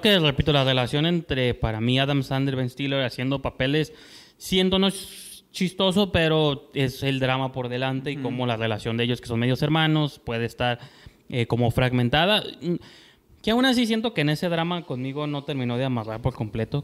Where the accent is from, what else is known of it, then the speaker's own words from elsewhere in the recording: Tijuana, Baja California, Mexico; nosotros que somos de Tijuana